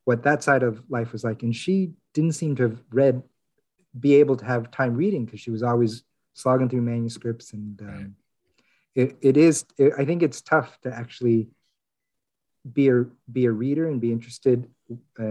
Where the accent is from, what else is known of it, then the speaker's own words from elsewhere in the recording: Ohio, United States; moved away as an adult; now in New York, United States; I parents are from Korea. I grew up in Ohio, been in New York for a long time